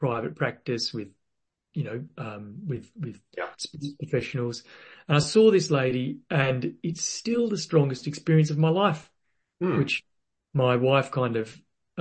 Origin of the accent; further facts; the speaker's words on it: Western Australia, Australia; I was born in Western Australia